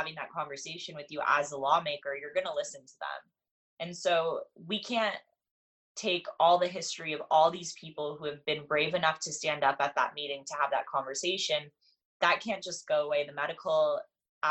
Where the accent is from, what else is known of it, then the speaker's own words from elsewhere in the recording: Los Angeles, California, United States; I grew up in California and in Los Angeles, where people are pretty liberal around cannabis